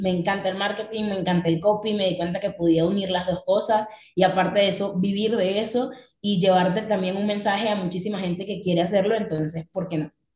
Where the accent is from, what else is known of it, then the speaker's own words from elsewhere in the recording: Venezuela; now in Medellín, Colombia; soy venezolana, tengo 24 años, en este momento estoy viviendo en Colombia, en la ciudad de Medellín